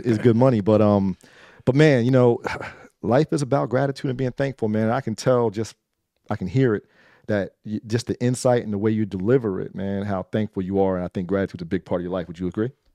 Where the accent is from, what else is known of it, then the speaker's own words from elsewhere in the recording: Trenton, New Jersey, United States; also born or lived in Baltimore; I grew up in Trenton